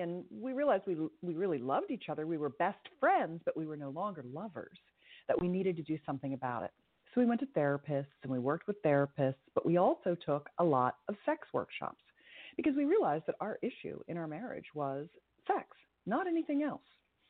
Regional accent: California, United States; You know, growing up in Silicon Valley, if you will, in the heyday of the Internet 1.0

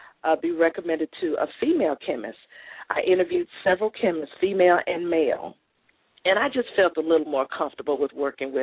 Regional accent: Corpus Christi, Texas, United States; moved away as an adult; now in Arlington, United States; I'm originally from Corpus Christi, Texas.

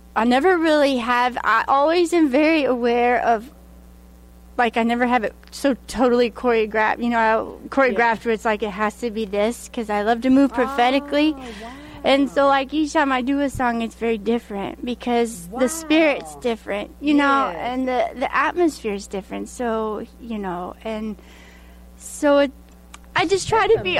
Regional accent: Hot Springs, Arkansas, United States; Hot Springs, Arkansas

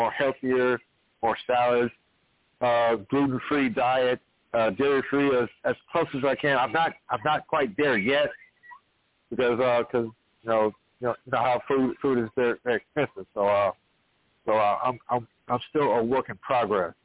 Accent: Danville, Virginia, United States; I am from Virginia. I'm born and raised in Danville

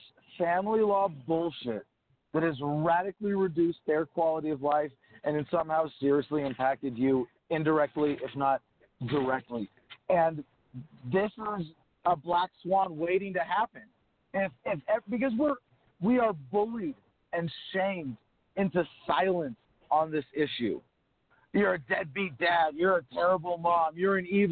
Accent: California, United States; I was born and raised mostly in California

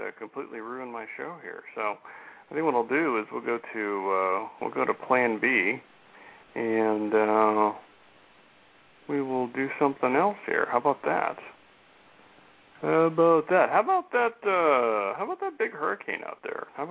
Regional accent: Ohio, United States; my home state here in Ohio

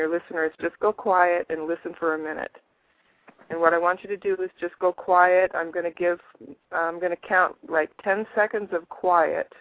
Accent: United States; I grew up in the United States of America.

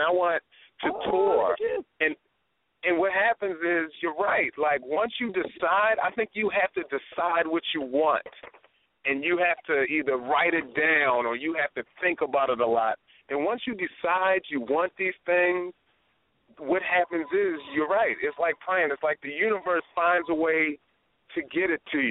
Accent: Baltimore, Maryland, United States; moved away; also born or lived in Northern California; I'm a comedian from Baltimore

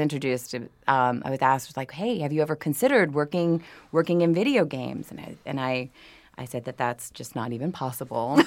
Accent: New Orleans, Louisiana, United States; I'm from New Orleans

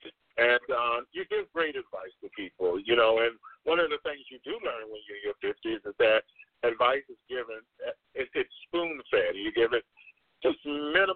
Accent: Crystal River, Florida, United States; moved away; also born or lived in Orlando, Florida; I'm originally from Crystal River, Florida. That's where I got my formal education

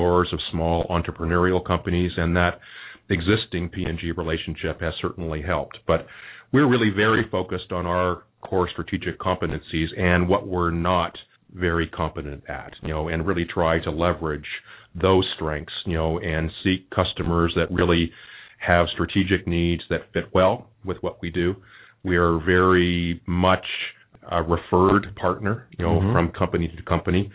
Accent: Quebec, Canada; also born or lived in Mexico / Philippines / Japan; now in Cincinnati, United States; I'm from Quebec, actually. Mm-hmm. That's my home

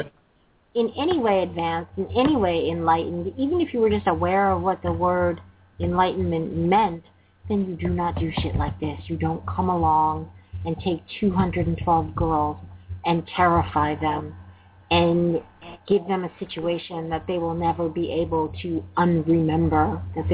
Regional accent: New York, United States; moved away as an adult; now in United Kingdom; I'm from New York, but I live over in the UK

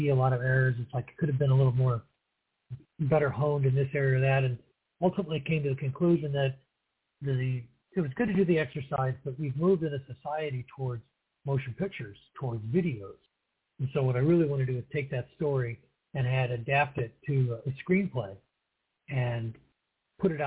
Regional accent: St. Louis, Missouri, United States; also born or lived in New Mexico / Eureka, Missouri; I was born in St. Louis, Missouri, and I was, that was back before 1960, I'll put it that way. And I grew up out in St. Louis County

